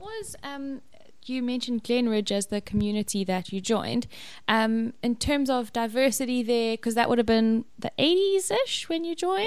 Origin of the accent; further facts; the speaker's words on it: KwaZulu-Natal, South Africa; I'm also from Natal. Um, also grew up there.